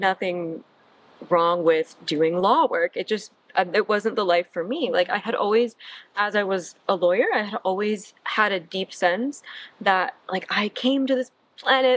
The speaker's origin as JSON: {"language": "English", "region": "Michigan", "country": "United States", "tie": "born or raised there", "also_born_or_lived": "East Coast", "moved": "as an adult", "lives_now": "Santa Monica, United States", "said": "I am from Michigan. I grew up, born and raised in Michigan"}